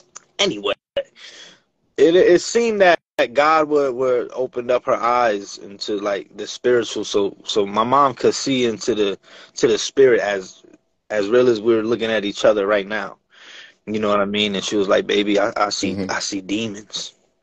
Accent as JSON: {"language": "English", "town": "Bronx", "region": "New York", "country": "United States", "also_born_or_lived": "New Jersey / Brooklyn", "lives_now": "Connecticut, United States", "said": "I was born in New York, you know what I mean? And I just kind of moved all over, bro. I'm from the Bronx, I'm from Jersey, I'm back in New York, Brooklyn, I'm in Connecticut right now, I've been upstate."}